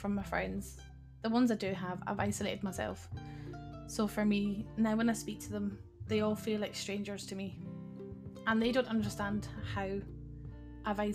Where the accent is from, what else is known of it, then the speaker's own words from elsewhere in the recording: Scotland, United Kingdom; I am Scottish